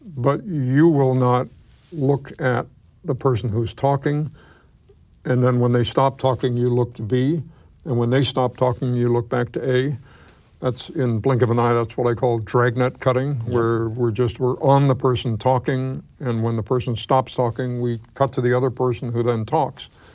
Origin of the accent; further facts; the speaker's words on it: New York City, New York, United States; I grew up in New York